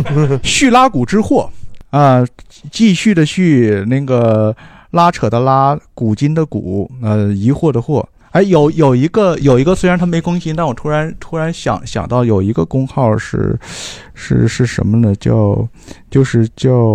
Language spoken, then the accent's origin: Chinese; Northeast China, China; accent: Northeastern Chinese dialect; 我们东北话叫住宿住宿